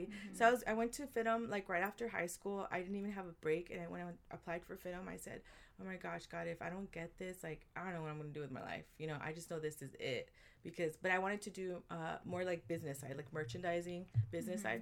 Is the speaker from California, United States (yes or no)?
yes; Compton, California, United States; also born or lived in Downey, California; I grew up in Compton, but I went to school here in Downey